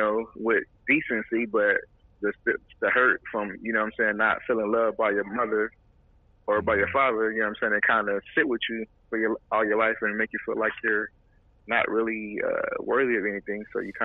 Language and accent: English; Kansas City, Kansas, United States; now in Houston, United States; Kansas City, Kansas.